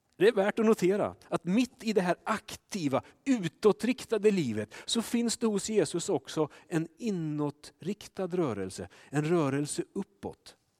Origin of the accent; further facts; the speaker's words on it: Sweden; vi svenskar